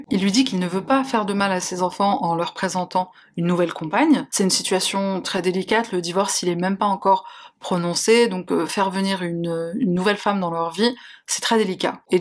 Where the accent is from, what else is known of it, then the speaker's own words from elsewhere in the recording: Algeria; now in France; je suis algérienne, franco-algérienne, j'ai les papiers français